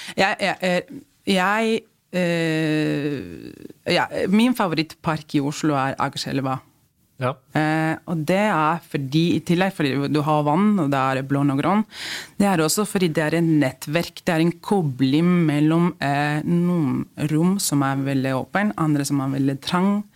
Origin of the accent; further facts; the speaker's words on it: Spain; Norwegian is a second language; now in Norway; vi spanjoler